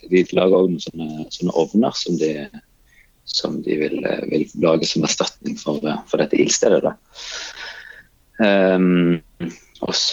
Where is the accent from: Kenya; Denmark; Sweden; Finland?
Kenya; now in Norway; jeg kommer fra Kenya, så, så, så var jeg jo på en måte vant med at eh, vi eh, snakket med alle. Og, og eh, alle fremmede var, var ikke fremmede.